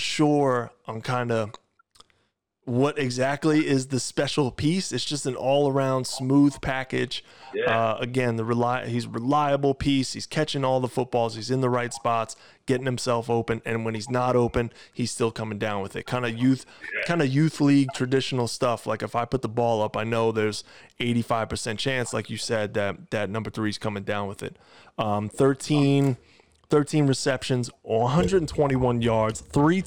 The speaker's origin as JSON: {"language": "English", "area": "Long Island", "region": "New York", "country": "United States", "tie": "born or raised there", "said": "We're from Long Island"}